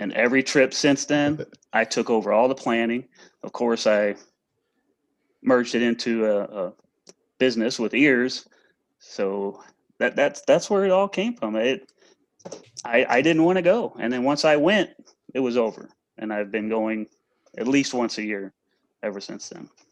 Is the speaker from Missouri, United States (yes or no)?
yes; St. Louis, Missouri area, United States; I'm from the St. Louis, Missouri area, a little west of St. Louis, but in that same general vicinity